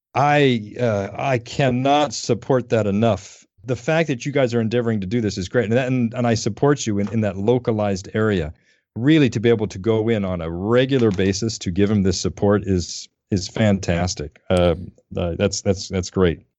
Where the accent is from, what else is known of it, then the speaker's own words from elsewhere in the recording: Denver, Colorado, United States; moved away; I grew up in Denver